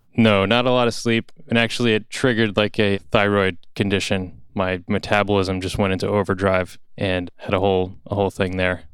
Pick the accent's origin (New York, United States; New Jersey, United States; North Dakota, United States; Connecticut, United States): New Jersey, United States; Roxbury; I grew up in North Jersey, a town called Roxbury